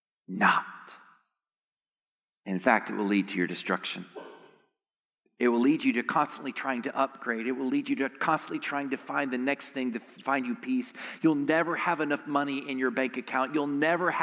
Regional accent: Texas, United States; I'm actually from Texas

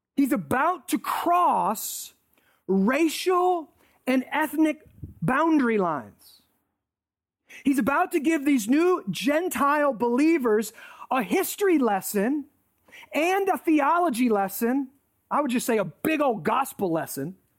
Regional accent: United States; I'm thankful for being American.

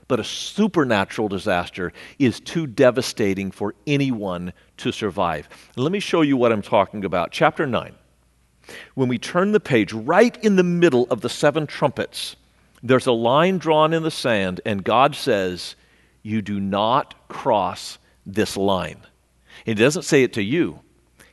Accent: California, United States; moved away as an adult; also born or lived in Missouri; I grew up in California, so I know about earthquakes

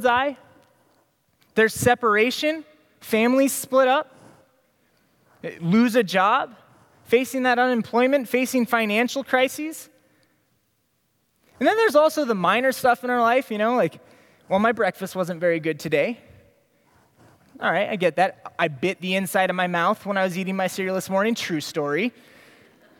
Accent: Des Moines, Iowa, United States; I grew up in Des Moines

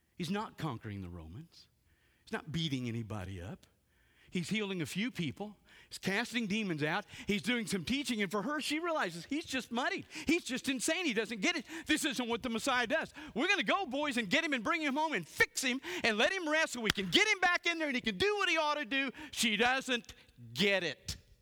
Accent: South Louisiana, United States; I grew up in South Louisiana

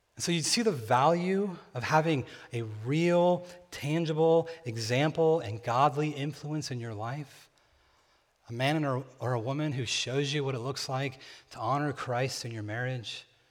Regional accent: near Bakersfield, California, United States; born or raised there

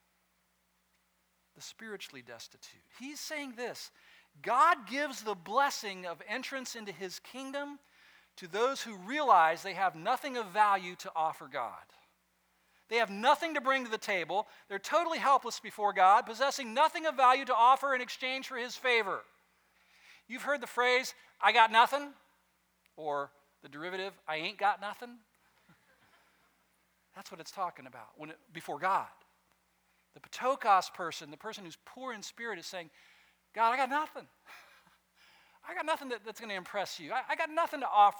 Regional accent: West Coast, United States; I grew up on the West Coast

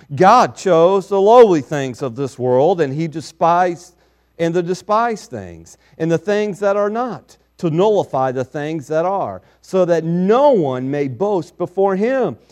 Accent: Kiowa, Kansas, United States; I was born on December 4th, 1966, in Kiowa, Kansas, and so I can say I have gone forth from a little town in Kansas

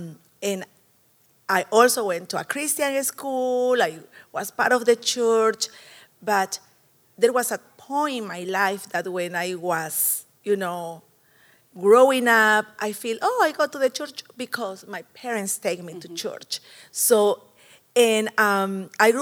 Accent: El Salvador; moved away; I was born in El Salvador a long time ago

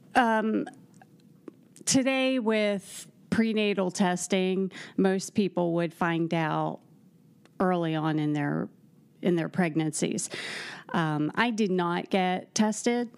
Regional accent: Chambersburg, Pennsylvania, United States; moved away as an adult; also born or lived in Columbus, Ohio / Atlanta, Georgia / Greenville, South Carolina; now in West Lafayette, United States; I'm from Chambersburg, Pennsylvania

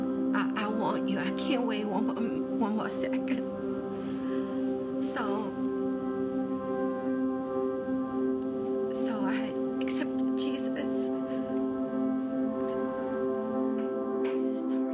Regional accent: China; English is a second language; moved away as an adult; now in United States; I came from China many years ago. I came as an international student.

